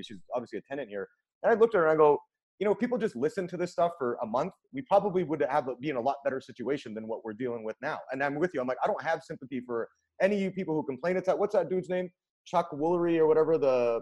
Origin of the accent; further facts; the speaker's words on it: Vancouver, British Columbia, Canada; now in United States; I'm from Vancouver, Canada